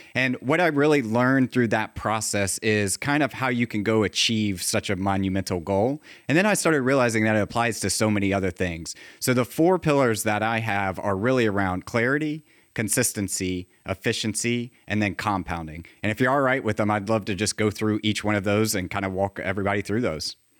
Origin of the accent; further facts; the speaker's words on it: Virginia, United States; I grew up in Virginia